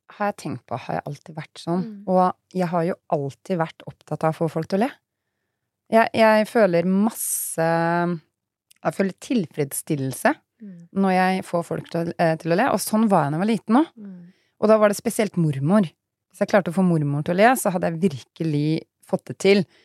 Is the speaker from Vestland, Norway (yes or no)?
no; Fredrikstad, Østfold, Norway; now in Sarpsborg, Norway; jeg dro fra Fredrikstad til Sarpsborg